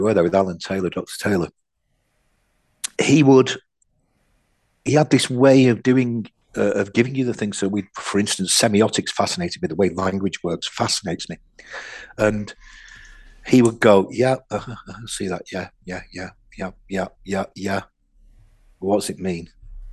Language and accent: English; Oldham, North West England, United Kingdom; also born or lived in Audenshaw; I grew up in Oldham. And then we moved to a place called Audenshaw